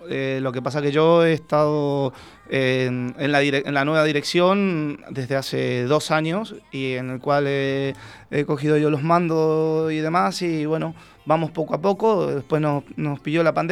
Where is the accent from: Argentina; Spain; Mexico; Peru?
Argentina; uno facilita eh, a veces la manera de hablar para que te entiendan, porque si hablo como, en Argentina, pues hablas rápido